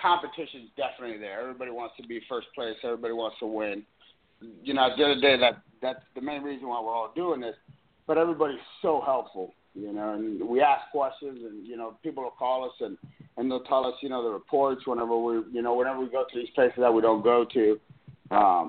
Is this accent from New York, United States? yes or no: no; Key Largo, Florida, United States; also born or lived in Palm Beach, Florida; I grew up in Key Largo and moved up there